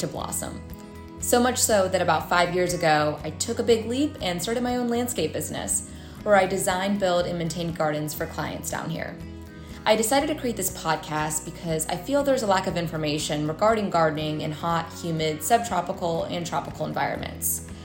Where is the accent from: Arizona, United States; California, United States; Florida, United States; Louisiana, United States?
Florida, United States; Central; now in South Florida, United States; Born and raised in Central Florida